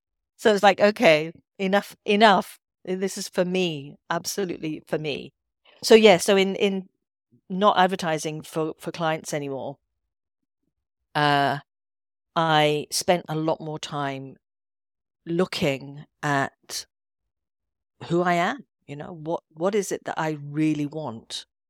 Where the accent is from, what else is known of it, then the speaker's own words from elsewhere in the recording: Edinburgh, Scotland, United Kingdom; moved away; also born or lived in London; I wanted to be back in Scotland 'cause I am, I'm from Edinburgh originally.